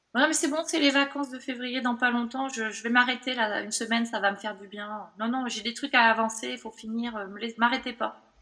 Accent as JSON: {"language": "French", "town": "Bordeaux", "region": "Nouvelle-Aquitaine", "country": "France", "also_born_or_lived": "Toulouse / Australia", "said": "moi je suis bordelaise"}